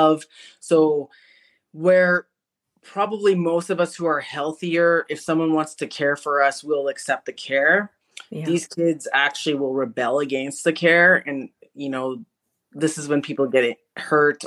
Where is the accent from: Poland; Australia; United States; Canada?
Canada; also born or lived in Winnipeg, Manitoba; I'm Canadian. I live in a city called Winnipeg, which is central Canada